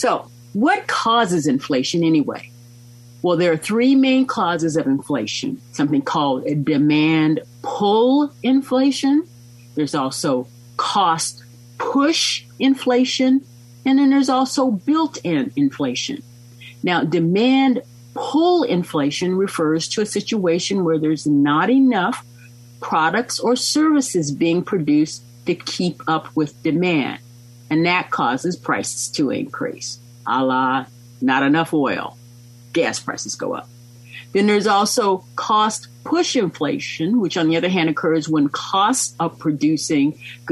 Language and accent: English; United States